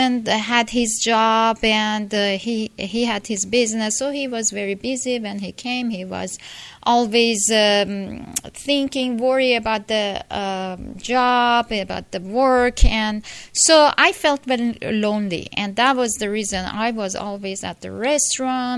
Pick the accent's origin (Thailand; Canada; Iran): Iran; moved away as an adult; now in United States; I'm from Iran, Persia, and when I was 18, I came to United States, and I'm 47 now